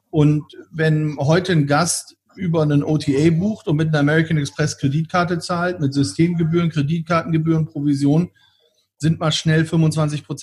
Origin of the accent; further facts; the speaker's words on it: Bremen, Germany; nehmen wir mal das Beispiel meiner Heimatstadt in Bremen.